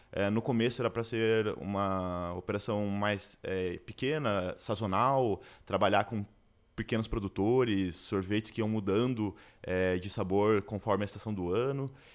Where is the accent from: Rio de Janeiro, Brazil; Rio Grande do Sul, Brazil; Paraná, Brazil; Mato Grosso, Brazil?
Paraná, Brazil; Curitiba; sou de Curitiba